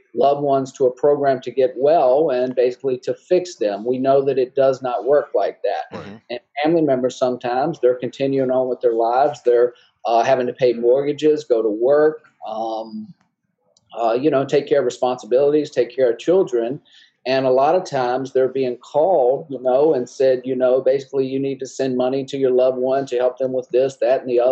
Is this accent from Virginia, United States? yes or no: yes; Altavista, Virginia, United States; accent: southern; moved away as an adult; also born or lived in Lynchburg, Virginia; I'm from the southern part of Virginia, a little small town called Alta Vista, about 40 miles from the North Carolina border